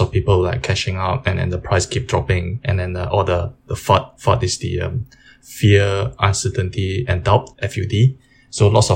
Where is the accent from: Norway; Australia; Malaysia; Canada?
Malaysia; I grew up in Malaysia